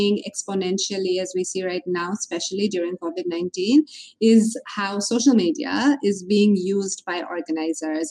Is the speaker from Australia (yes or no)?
no; Bangladesh; Growing up in Bangladesh as a woman